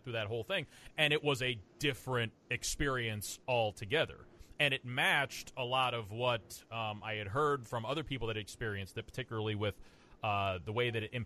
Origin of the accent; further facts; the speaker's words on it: Ohio, United States; now in Florida, United States; I come from Ohio, and living down in Florida